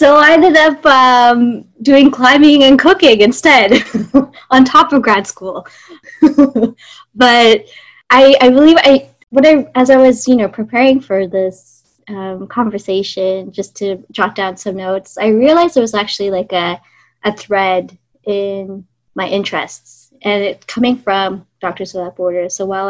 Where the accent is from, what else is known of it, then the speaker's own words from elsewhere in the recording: Singapore; born there; also born or lived in Australia / Canada / United States; I was born in Singapore, lived in Australia, lived in Canada and the States.